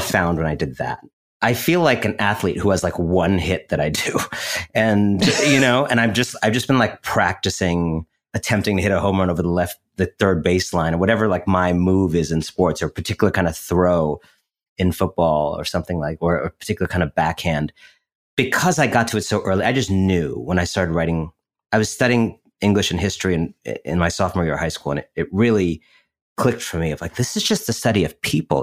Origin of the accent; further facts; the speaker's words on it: Shaker Heights, Ohio, United States; I grew up in Shaker Heights, Ohio, outside of Cleveland